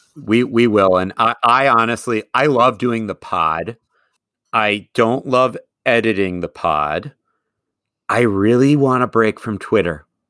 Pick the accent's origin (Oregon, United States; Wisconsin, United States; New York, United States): Wisconsin, United States; Madison; moved away as an adult; also born or lived in Eau Claire, Wisconsin; now in Minnesota, United States; even though I grew up in Madison, I grew up with a Twin Cities connection